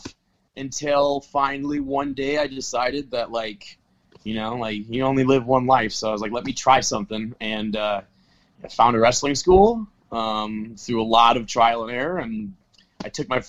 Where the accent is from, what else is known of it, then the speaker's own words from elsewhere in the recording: Wisconsin, United States; I grew up in Wisconsin, so it's in that more in that area than where I am now.